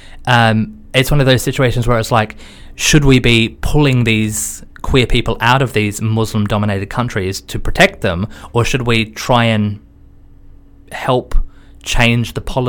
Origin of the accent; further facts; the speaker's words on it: Australia; now in London, United Kingdom; so for me, being an Australian